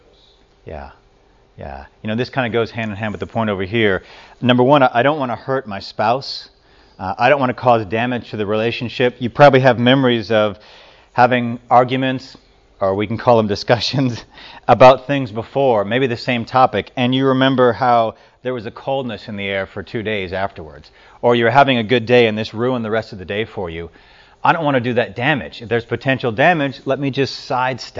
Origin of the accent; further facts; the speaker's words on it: Louisiana, United States; moved away; I grew up in Louisiana